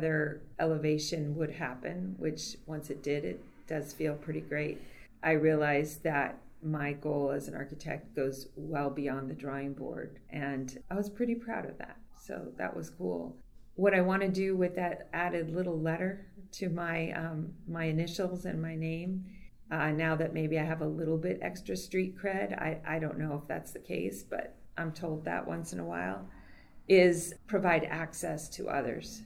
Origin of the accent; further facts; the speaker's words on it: Puerto Rico; moved away; I was raised in Puerto Rico, and although I wasn't born there, I pretty much became who I am in a place like